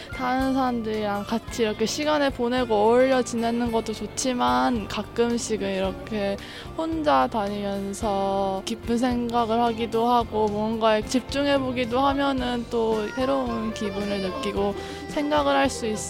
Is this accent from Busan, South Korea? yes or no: yes; Busan, South Korea; 부산에서 온 18살 학생